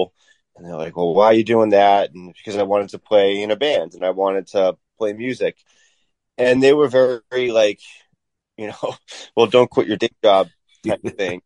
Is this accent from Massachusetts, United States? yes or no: yes; Weymouth, Massachusetts, United States; I grew up in Weymouth